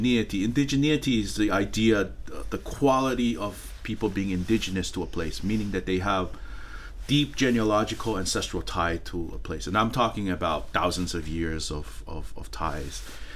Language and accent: English; West Valley City, Utah, United States; also born or lived in Tonga; So I grew up in West Valley City, Utah, and also Tongai. Went back and forth.